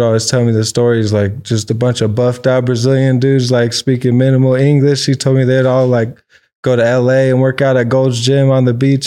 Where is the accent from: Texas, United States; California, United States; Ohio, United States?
California, United States; Orange County; I grew up out here in Orange County originally. I was born in, like, Lakeview, Kaiser, right there by Anaheim